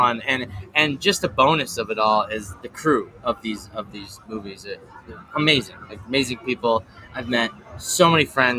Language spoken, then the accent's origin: English; Chicago, Illinois, United States; I'm from Chicago